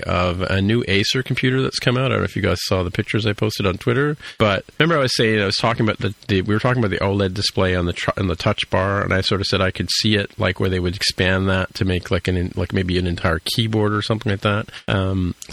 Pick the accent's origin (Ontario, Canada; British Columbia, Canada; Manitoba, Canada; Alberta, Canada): Ontario, Canada; Toronto; I grew up in Etobicoke